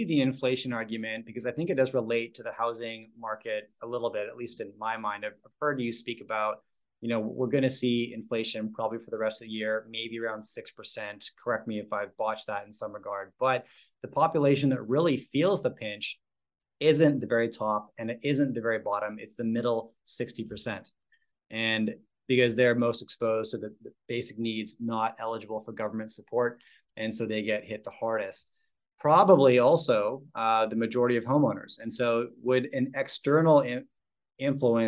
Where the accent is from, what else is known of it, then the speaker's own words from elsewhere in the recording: Vancouver, British Columbia, Canada; I grew up in Vancouver, British Columbia